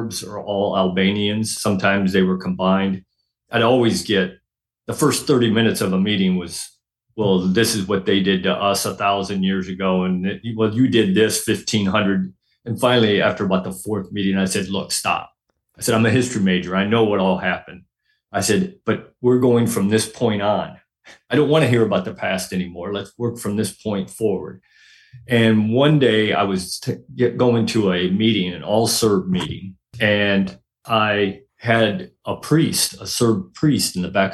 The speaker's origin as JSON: {"language": "English", "region": "Northern Illinois", "country": "United States", "tie": "born or raised there", "moved": "yes", "lives_now": "Florida, United States", "said": "I grew up in Northern Illinois, which is why I live in Florida, because I'm never living through winters like that again"}